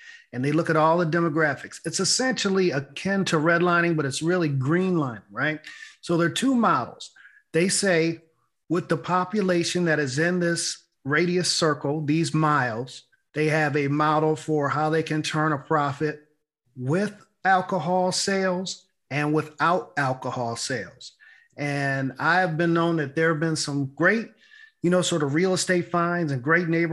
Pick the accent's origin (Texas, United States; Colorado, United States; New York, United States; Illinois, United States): New York, United States; Buffalo; moved away; My hometown, Buffalo, New York